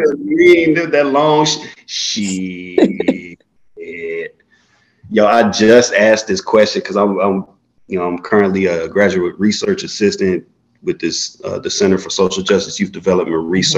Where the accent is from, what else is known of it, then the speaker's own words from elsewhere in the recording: Florida, United States; moved away as an adult; also born or lived in Chicago, Illinois / Vassar College, New York; I was born in Chicago, grew up in Florida